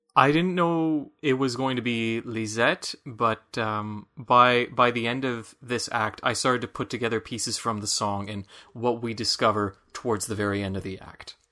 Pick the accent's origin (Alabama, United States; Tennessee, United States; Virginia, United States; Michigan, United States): Michigan, United States; accent: Michiganian; my Michiganian accent